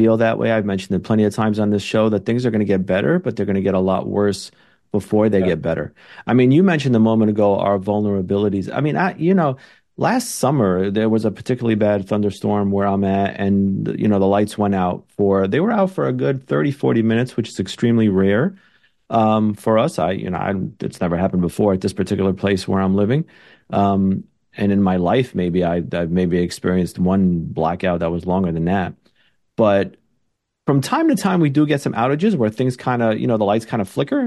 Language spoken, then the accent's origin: English; New York City, New York, United States; I'm born and raised in New York City